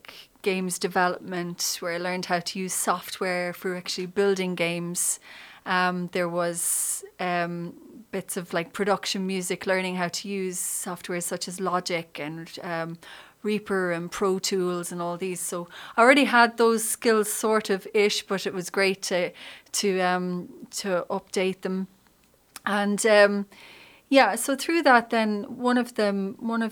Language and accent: English; Sixmilebridge, County Clare, Ireland; I'm from County Clare. I grew up there. In 6 Mile Bridge